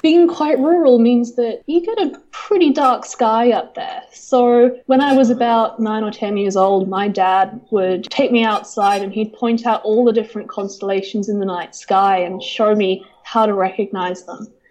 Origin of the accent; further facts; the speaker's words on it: Northumberland, North East England, United Kingdom; also born or lived in New Zealand; now in Canberra, Australia; I was born in a county called Northumberland, which is in the very far north of England